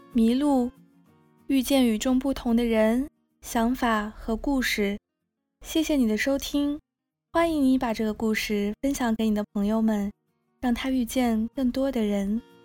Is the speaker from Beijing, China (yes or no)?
no; Yunnan, China; now in New York, United States; 我也是云南人